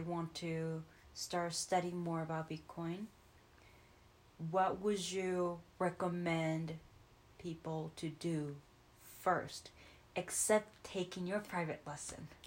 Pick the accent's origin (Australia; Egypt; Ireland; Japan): Japan; moved away; I'm from Japan